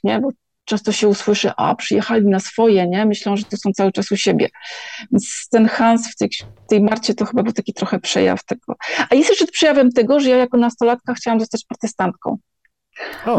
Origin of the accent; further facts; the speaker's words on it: Gdańsk, Pomeranian Voivodeship, Poland; moved away; ja jestem z Gdańska